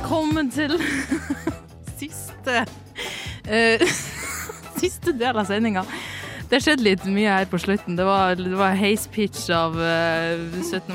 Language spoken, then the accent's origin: Norwegian; Northern Norway, Norway; jeg er nordlending